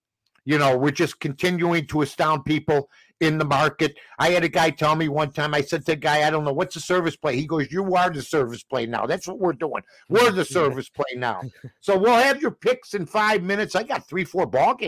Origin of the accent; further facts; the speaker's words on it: Chicago, Illinois, United States; my hometown